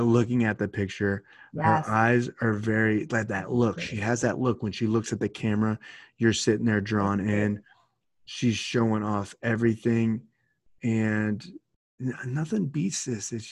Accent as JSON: {"language": "English", "country": "United States", "tie": "born or raised there", "said": "my home state"}